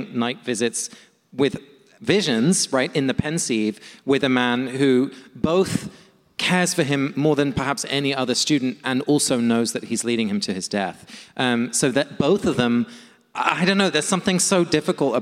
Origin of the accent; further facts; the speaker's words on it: London, United Kingdom; now in United States; my hometown of London